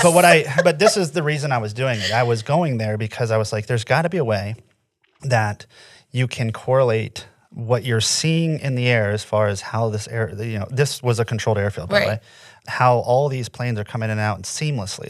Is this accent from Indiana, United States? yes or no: yes; Indiana, United States; moved away as an adult; also born or lived in Florida; I I'm from Indiana, in the middle, born and raised in the middle of nowhere.